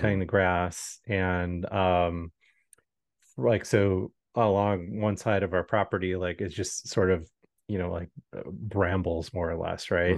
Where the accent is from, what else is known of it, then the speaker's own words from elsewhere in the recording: Midwest, United States; moved away; growing up in the Midwest